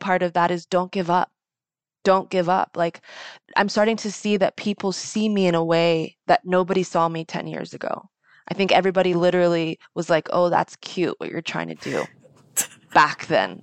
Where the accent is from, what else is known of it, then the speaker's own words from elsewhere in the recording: United States; I was born in America